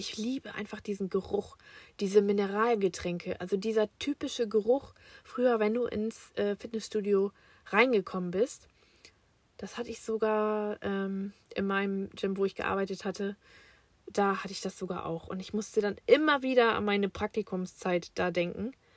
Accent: Germany; Ich bin im Jahre 1985 in Fechter geboren

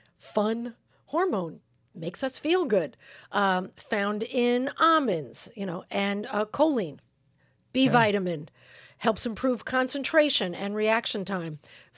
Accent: New York, United States; I don't know. I'm from New York.

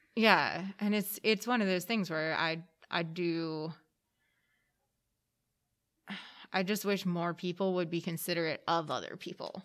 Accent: Pennsylvania, United States; I was 90 minutes from New York City. Mm-hmm. Um, it was middle of the woods, Pennsylvania

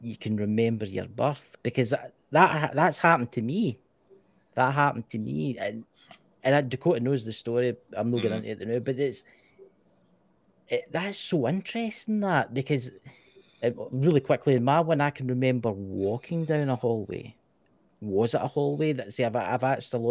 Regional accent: Scotland, United Kingdom; I was born in Scotland

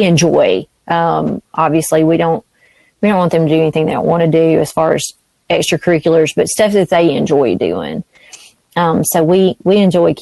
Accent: the South, United States; as a Southerner

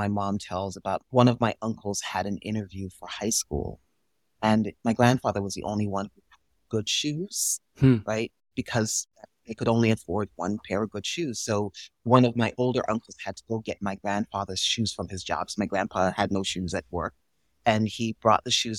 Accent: Jamaica; now in United States; I was born and raised in Jamaica

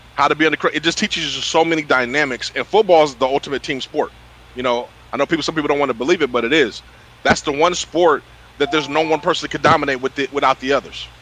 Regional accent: Sacramento, California, United States; also born or lived in Citrus Heights, California; I was raised in Sacramento, California.

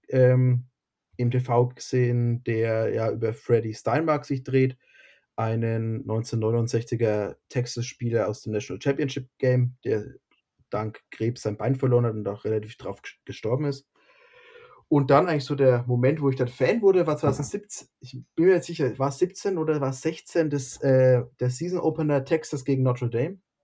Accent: near Bamberg, Bavaria, Germany; ich komme aus der Nähe von Bamberg.

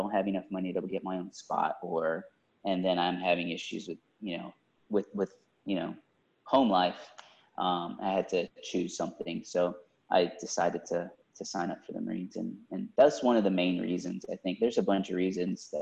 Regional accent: Houston, Texas, United States; I grew up in Southwest Houston

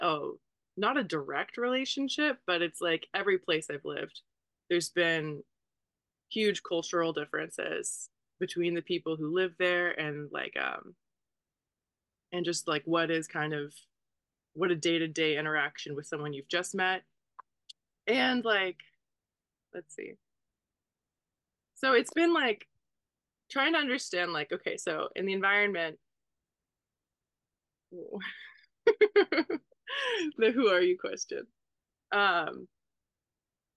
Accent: United States; also born or lived in College Station, Texas / Bloomington, Indiana; I grew up in College Station, Texas, and Bloomington, Indiana.

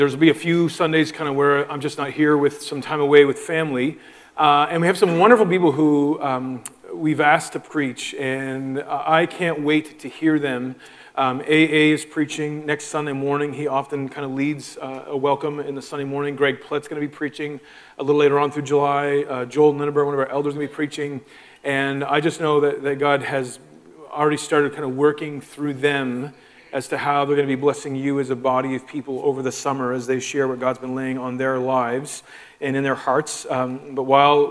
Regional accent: Moncton, New Brunswick, Canada; moved away as an adult; now in Prince Edward Island, Canada; Both of us kind of born and raised in the Moncton area

